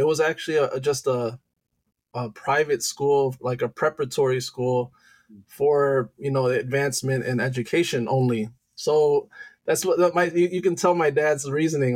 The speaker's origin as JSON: {"language": "English", "town": "Detroit", "region": "Michigan", "country": "United States", "tie": "born or raised there", "also_born_or_lived": "Loma Linda, California / Santo Domingo", "said": "I moved to Detroit, Michigan when I was three, and at that time is where um, you know, it, I it basically grew up as a Michigander"}